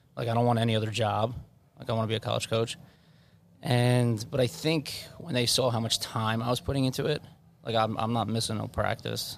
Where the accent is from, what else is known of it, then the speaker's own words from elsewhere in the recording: Levittown, New York, United States; I grew up in Levittown.